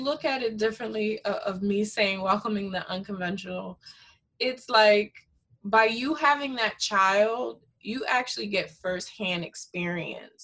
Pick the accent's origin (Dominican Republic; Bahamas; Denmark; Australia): Dominican Republic; first language Spanish; English is a second language; moved away; I'm originally from Dominican Republic. I was born there, and I'm part Haitian.